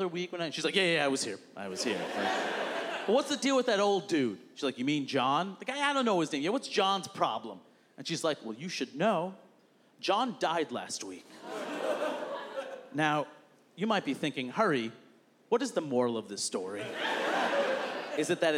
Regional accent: New York City, New York, United States; I'm from Queens, New York

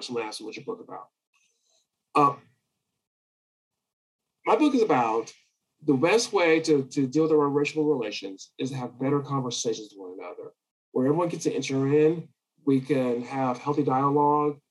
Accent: California, United States; now in Texas, United States; I grew up in California

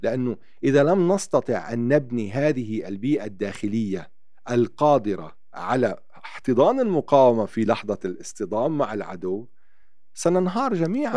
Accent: Naqoura, South Governorate, Lebanon; also born or lived in Tyre, Lebanon; أنا ابن، ابن جنوب لبنان

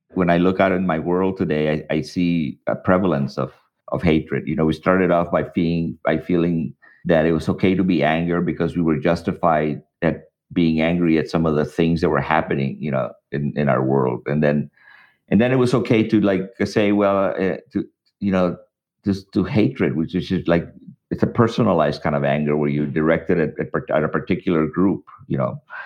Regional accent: El Paso, Texas, United States; also born or lived in Mexico; now in Boston, United States; when I was growing up in El Paso.

